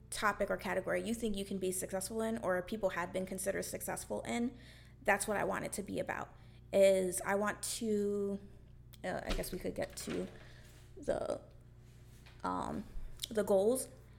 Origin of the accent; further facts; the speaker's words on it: Marlboro, New York, United States; I grew up in Marlboro, New York, which was a predominantly white school